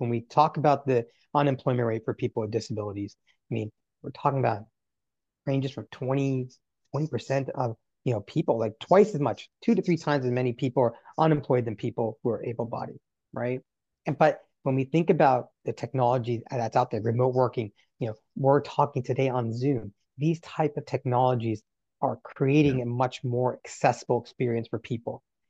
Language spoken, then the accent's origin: English; North Carolina, United States; That's what disability was to me as a child growing up in North Carolina.